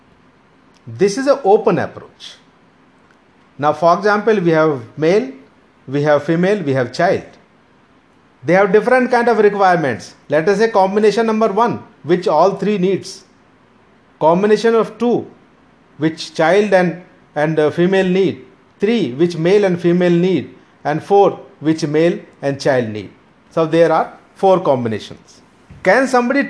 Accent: Meerut, Uttar Pradesh, India; moved away; I come from Meerut

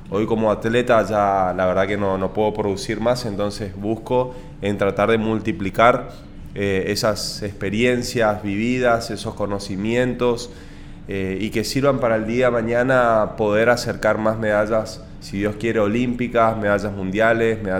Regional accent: Argentina; lo que quiere lograr como atleta, como representante argentino.

